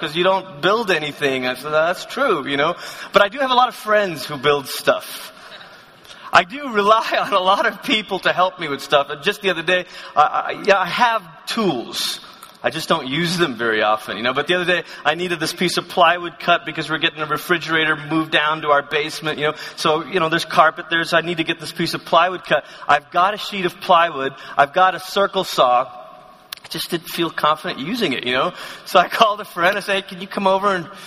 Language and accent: English; Malaysia; moved away as an adult; also born or lived in Oklahoma; I come from Malaysia again, and we didn't wear sweaters in Malaysia